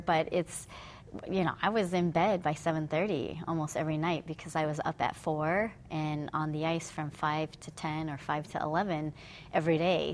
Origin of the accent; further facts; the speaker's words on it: Fremont, California, United States; also born or lived in Hayward, California; grew up in Fremont, which is was sleepy town back then